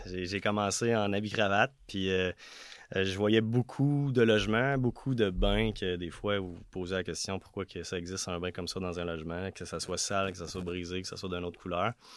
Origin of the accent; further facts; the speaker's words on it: Notre-Dame-de-l'Île-Perrot, Quebec, Canada; moved away as an adult; now in Quebec City, Canada; je viens de l'ouest de Montréal